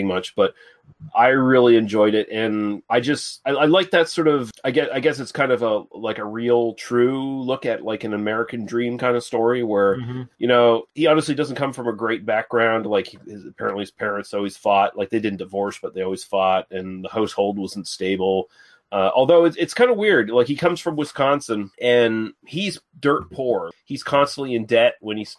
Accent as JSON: {"language": "English", "region": "Nova Scotia", "country": "Canada", "tie": "born or raised there", "said": "the people I grew up around in Nova Scotia"}